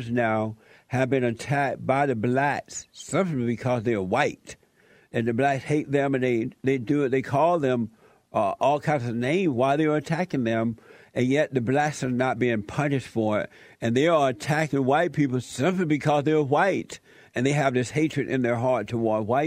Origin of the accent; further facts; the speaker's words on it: Alabama, United States; now in Los Angeles, United States; I grew up in Alabama. I grew up on a plantation.